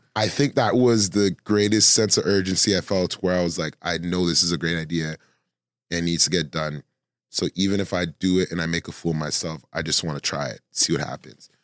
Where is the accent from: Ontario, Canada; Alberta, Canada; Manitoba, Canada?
Ontario, Canada; Toronto